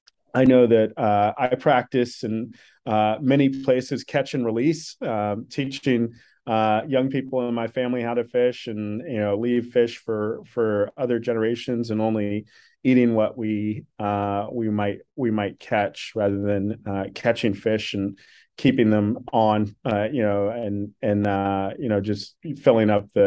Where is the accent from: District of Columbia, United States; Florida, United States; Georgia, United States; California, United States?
District of Columbia, United States; Washington; I grew up in Washington, D.C.